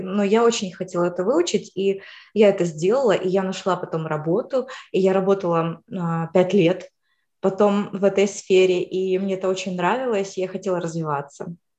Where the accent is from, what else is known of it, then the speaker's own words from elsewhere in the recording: Ukraine; moved away as an adult; now in United States; сама я вообще из Украины